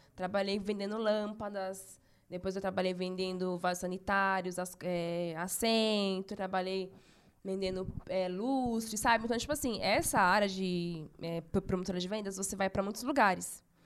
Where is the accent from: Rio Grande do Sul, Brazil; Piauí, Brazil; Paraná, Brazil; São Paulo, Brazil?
São Paulo, Brazil; Nasci em São Paulo mesmo, capital. Meus pais são do, do Nordeste. É, eu nasci aqui em São Paulo